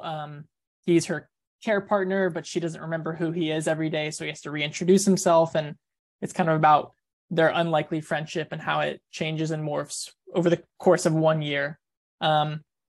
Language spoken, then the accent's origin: English; Kentucky, United States; I was born in Kentucky